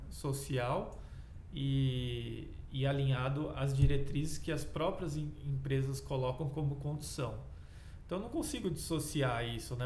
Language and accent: Portuguese; Brazil; como pesquisador, como cidadão, como brasileiro